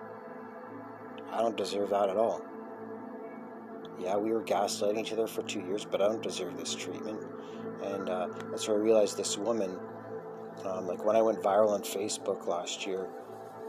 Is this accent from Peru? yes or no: no; Scotland, United Kingdom; Being Scottish, because as Scott, we had to survive 70 years of medieval war with the English to get our independence.